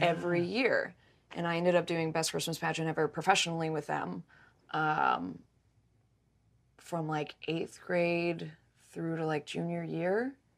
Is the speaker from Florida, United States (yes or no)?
no; Mount Washington, Kentucky, United States; I grew up in Kentucky